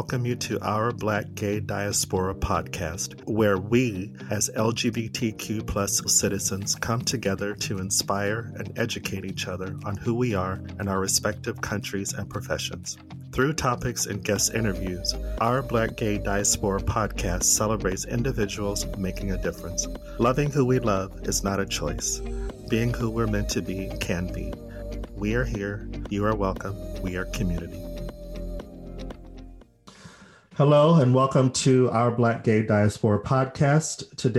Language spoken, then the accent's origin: English; Phoenix, Arizona, United States; I'm from Phoenix, which I think is the hottest part of the state.